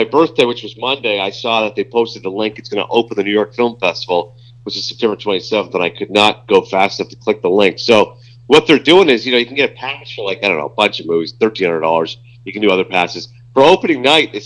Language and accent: English; Toronto, Ontario, Canada; I was born in Toronto. My parents are from Pakistan